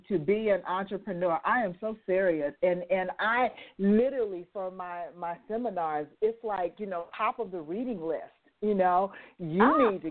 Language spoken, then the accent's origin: English; Las Vegas, Nevada, United States; now she's in my hometown